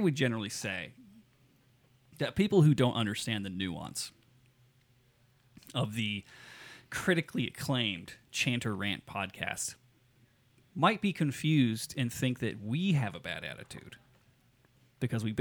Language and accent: English; Las Vegas, Nevada, United States; growing up here, right? And growing up in Vegas, where there's just so much light pollution from everything